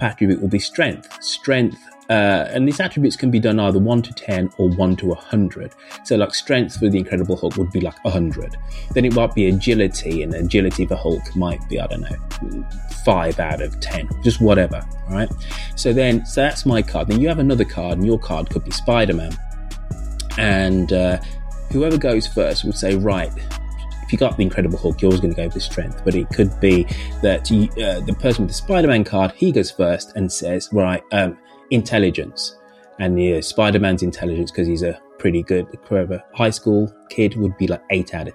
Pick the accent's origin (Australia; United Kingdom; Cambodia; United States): United Kingdom; I'm acutely aware I'm socialized in Britain